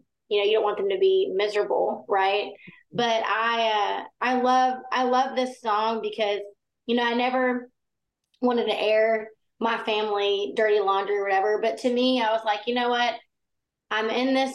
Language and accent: English; Baytown, Texas, United States; I grew up in Baytown, Texas, which is outside of Houston. And I loved growing up in Texas